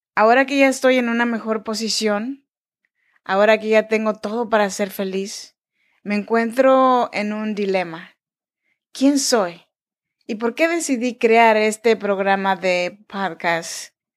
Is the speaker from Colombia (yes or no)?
no; Oaxaca, Mexico; Yo soy mexicana, oaxaqueña.